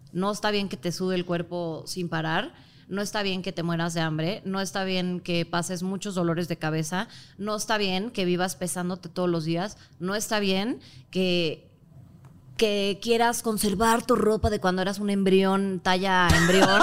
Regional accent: Mexico; Soy mexicana

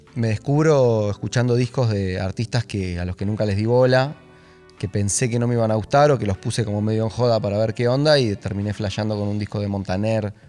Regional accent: Buenos Aires, Argentina; Nací, está bien. El 29 de junio de 1990 en Parque Patricios

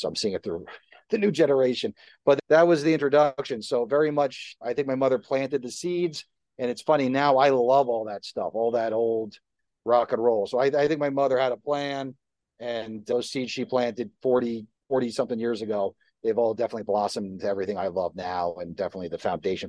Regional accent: Livingston, New Jersey, United States; I grew up in New Jersey. How cliche is that?

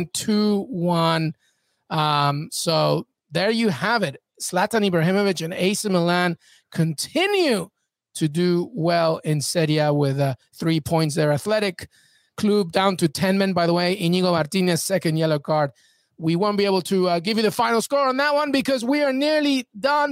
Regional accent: Spain; first language Spanish; English is a second language; I am Spanish, if you remember. Yeah, so it is my first language

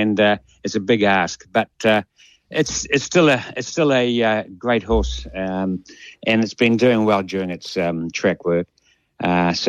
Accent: Hastings, Hawke's Bay, New Zealand; I was actually born and bred in Hastings.

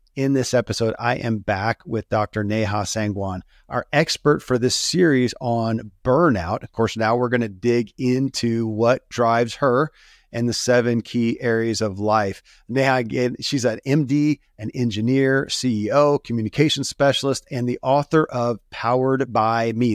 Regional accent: Kentucky, United States; born or raised there

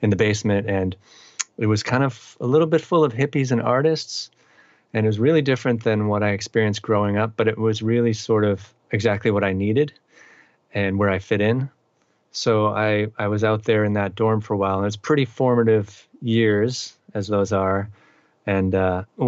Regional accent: Andover, Massachusetts, United States; moved away as an adult; also born or lived in Amherst, Massachusetts; now in Northampton, United States; I grew up in eastern Massachusetts in a town called Andover, which is about 20 miles north of Boston

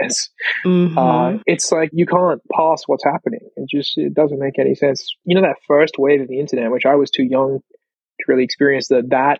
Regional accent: Australia; as an Australian

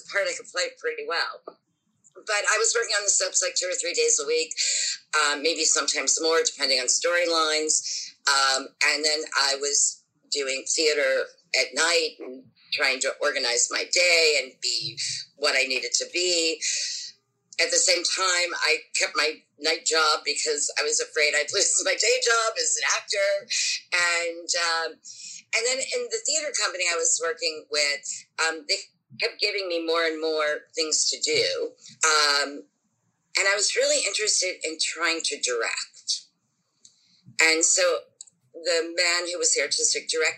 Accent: Pittsburgh, Pennsylvania, United States; moved away as an adult; now in New York, United States; I worked in my hometown of Pittsburgh, Pennsylvania, which is a very, very active theater town

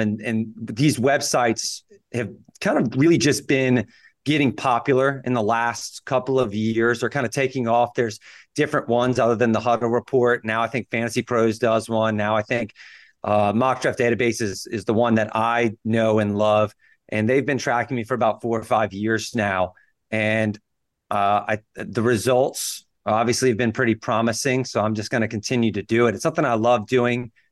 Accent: Louisiana, United States; I graduated undergrad at L S U, so I'm, I'm pretty local to Louisiana

